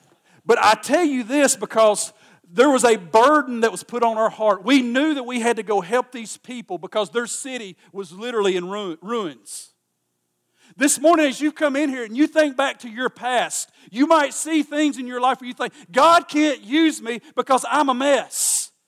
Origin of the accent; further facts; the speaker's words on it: United States; here we come from Kentucky and Tennessee